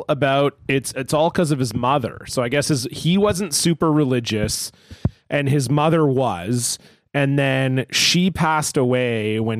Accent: San Diego, California, United States; from San Diego.

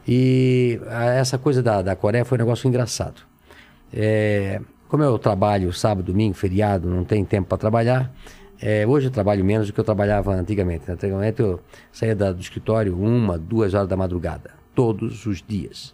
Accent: Brusque, Santa Catarina, Brazil; nasci em Brusque, Santa Catarina, é, numa, num bairro, uma casa de madeira

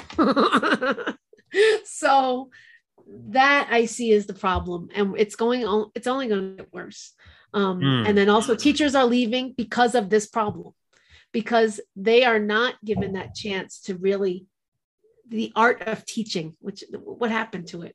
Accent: New York, United States; now in New Mexico, United States; As a New Yorker

